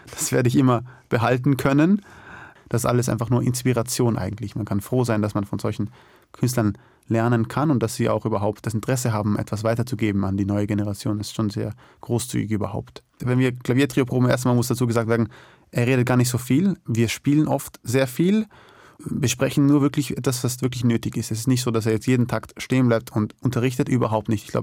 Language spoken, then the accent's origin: German; Austria; Ich bin natürlich in extrem äh, privilegierten Umständen aufgewachsen in Österreich